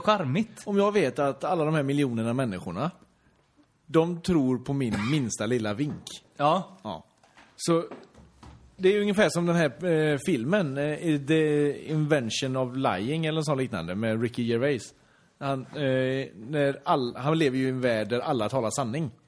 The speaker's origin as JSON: {"language": "Swedish", "town": "Torslanda", "region": "Västra Götaland", "country": "Sweden", "said": "jag är ju från Torslanda"}